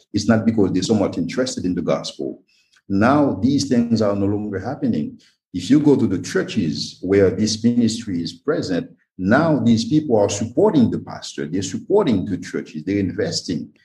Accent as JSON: {"language": "English", "country": "Haiti", "tie": "born or raised there", "also_born_or_lived": "Belgium / United States", "said": "I was born and raised in Haiti, yes, I was educated in Belgium, educated in the US, in other countries"}